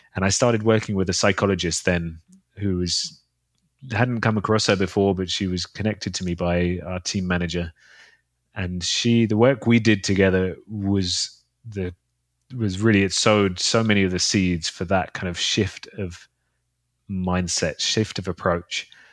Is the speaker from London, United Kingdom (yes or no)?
yes; London, United Kingdom; in London, in my hometown